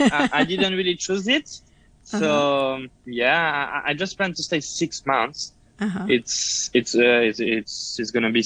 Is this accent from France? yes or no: yes; France; English is a second language; also born or lived in United States; Yeah, I did. I went to culinary school in France, and then I went to US to work a little bit when I was really younger.